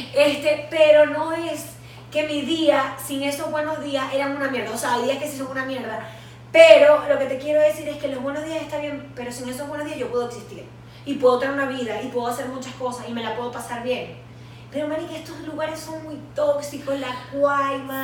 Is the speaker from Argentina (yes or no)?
no; Venezuela; nosotras como latinoamericanas y venezolanas